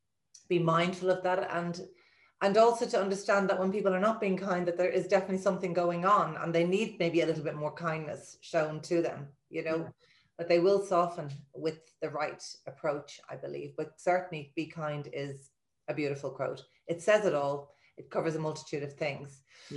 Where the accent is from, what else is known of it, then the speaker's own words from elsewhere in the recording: Dublin, Leinster, Ireland; moved away as an adult; now in Galway, Ireland; we grew up in Dublin and Phibsborough, like we grew up in a wonderful community